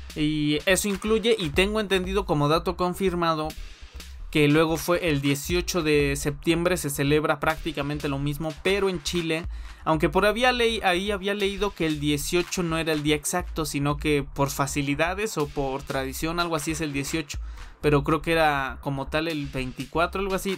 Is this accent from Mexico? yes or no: yes; Mexico; aquí en mi país